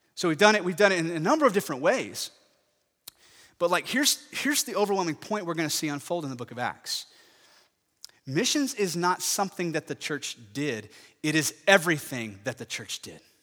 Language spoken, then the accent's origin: English; Parker County, Texas, United States; I grew up in Parker County